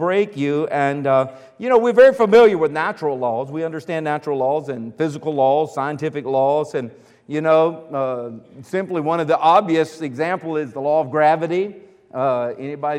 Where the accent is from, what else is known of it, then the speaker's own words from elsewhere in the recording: United States; I'm from America. I was born here in America